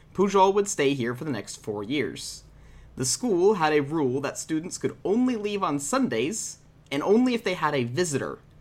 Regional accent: Texas, United States; I'm from Texas

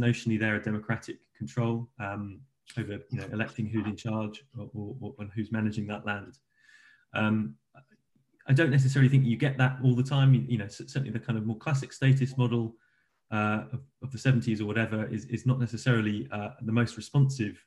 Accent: England, United Kingdom; we in the UK and England

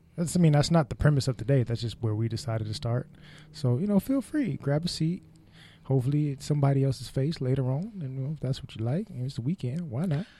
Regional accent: Bay Area, California, United States; I was raised in the Bay Area

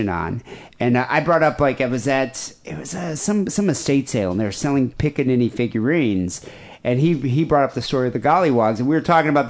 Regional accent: South Africa; moved away; I grew up in South Africa

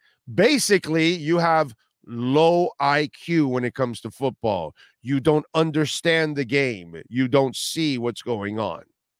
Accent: United States; I'm an American, dude. not a Republican, not a Democrat. I'm an American.

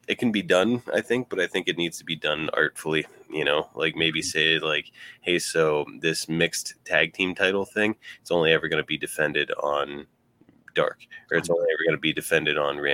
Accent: Ridgway, Pennsylvania, United States; both from Ridgeway, Pennsylvania. And if I was a pro wrestler, I'd probably just be like, just tell him I'm from Pittsburgh

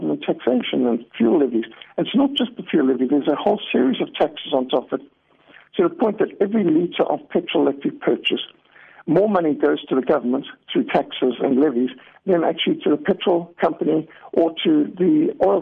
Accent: Zimbabwe; I grew up in Rhodesia, what today is Zimbabwe

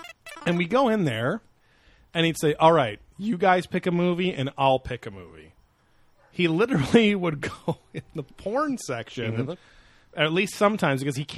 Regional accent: Buffalo, New York, United States; And hey, I'm from Buffalo, New York.

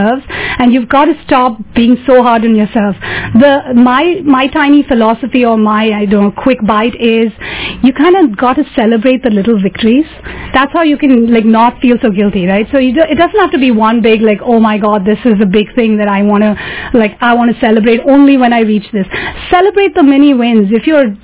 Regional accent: Mumbai, Maharashtra, India; now in San Francisco, United States; I grew up in Mumbai, so I do like the city life.

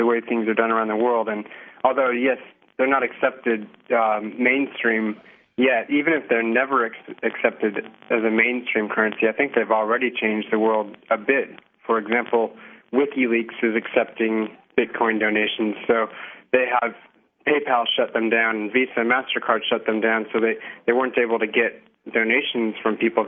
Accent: Seattle, Washington, United States; now in Australia; I'm originally from the Seattle area in Washington State

